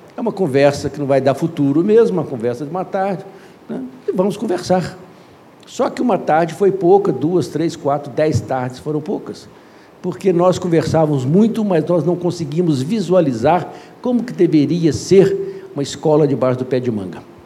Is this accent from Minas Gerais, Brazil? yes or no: yes; Belo Horizonte, Minas Gerais, Brazil; sou mineiro por sorte